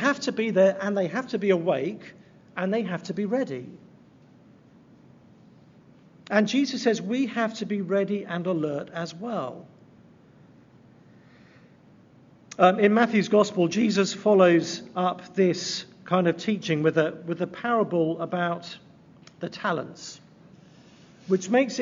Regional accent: England, United Kingdom; moved away; I'm from England

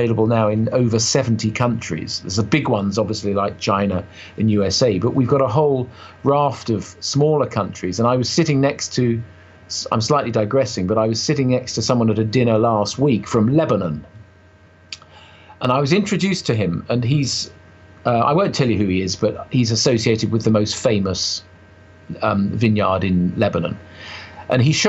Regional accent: United Kingdom; to me, being a Brit

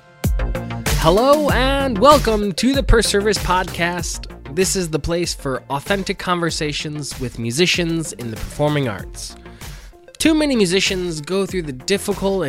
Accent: Detroit, Michigan, United States; born and raised in Northwest Detroit.

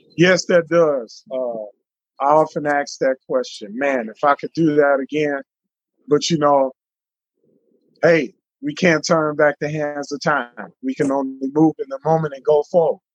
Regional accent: Detroit, Michigan, United States; born and raised in Detroit, Michigan, 1971

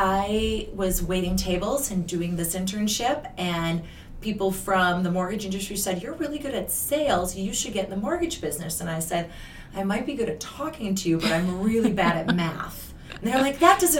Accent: Wisconsin, United States; moved away as an adult; also born or lived in Minnesota; I'm from Wisconsin originally. I grew up on a farm, a dairy farm

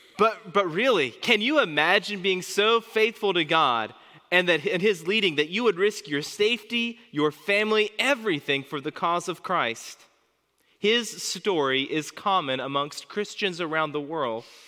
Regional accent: United States; As an American pastor

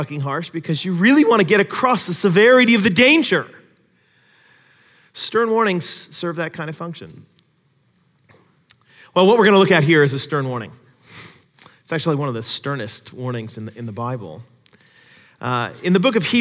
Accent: Seattle, Washington, United States; moved away; When I grew up in the Seattle area

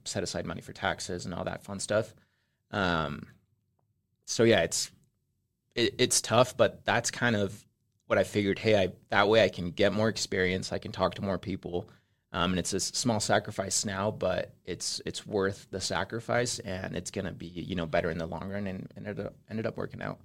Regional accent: Spanish Fork, Utah, United States; also born or lived in Mexico City, Mexico; I'm originally from Mexico. I grew up in Mexico City for about uh, nine years. And then my family came over here when I was nine and we moved to Spanish Fork. So I grew up in Spanish Fork

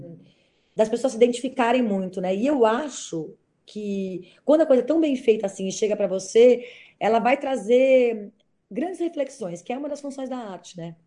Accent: São Paulo, Brazil; Eu, como sou paulista

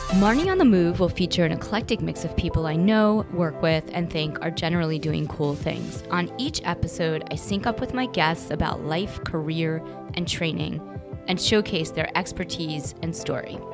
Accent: Long Island, New York, United States; we are from Long Island

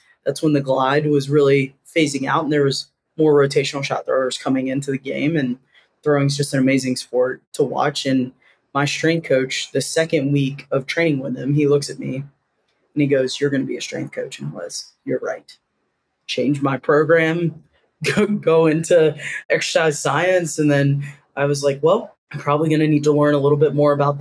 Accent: Durham, North Carolina, United States; moved away as an adult; also born or lived in Auburn, Alabama / Seattle, Washington; growing up in Durham, North Carolina

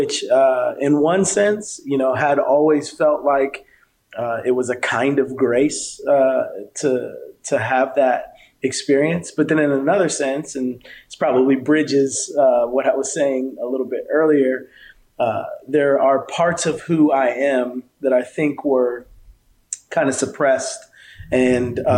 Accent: South River, New Jersey, United States; I grew up in New Jersey.

